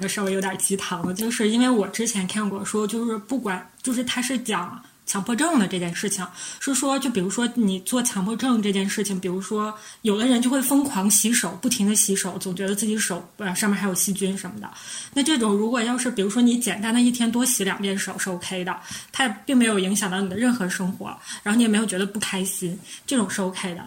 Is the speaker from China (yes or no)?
yes; Northeast China, China; 我们是三个来自东北的 ladies